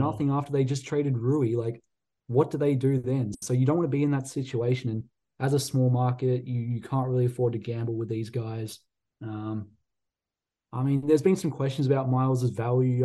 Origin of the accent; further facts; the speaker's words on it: Australia; I'm biased as an Aussie